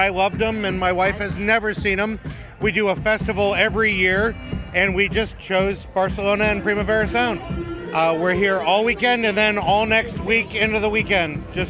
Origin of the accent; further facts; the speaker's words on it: Columbus, Ohio, United States; I'm from Columbus, Ohio.